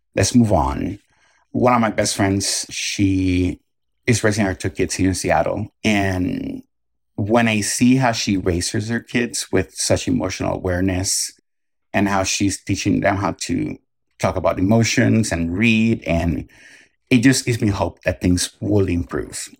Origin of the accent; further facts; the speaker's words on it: Puerto Rico; I grew up in Puerto Rico